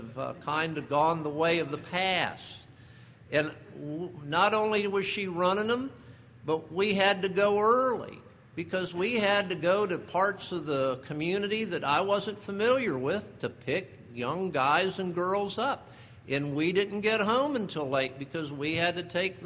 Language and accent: English; South Florida, United States; I'm growing up in South Florida